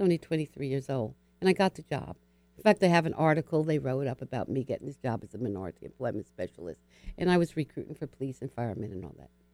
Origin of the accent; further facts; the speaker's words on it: Hudson County, northern New Jersey, United States; I was born in New Jersey. Yeah. So I'm in New York. I, I grew up outside of Harlem, New York, in northern New Jersey, uh, just across the Hudson River